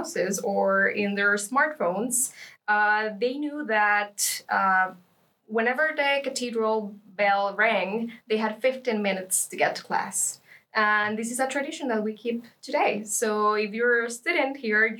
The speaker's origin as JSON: {"language": "English", "country": "Costa Rica", "moved": "as an adult", "lives_now": "Lund, Sweden", "said": "I come from Costa Rica"}